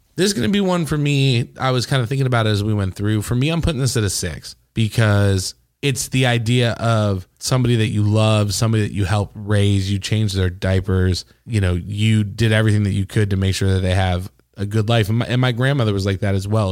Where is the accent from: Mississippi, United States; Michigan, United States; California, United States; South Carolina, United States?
Michigan, United States; Traverse City; that's my town